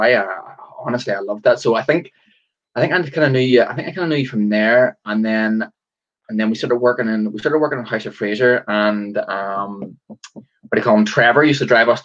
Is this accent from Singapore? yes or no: no; Antrim, Northern Ireland, United Kingdom; growing up in Antrim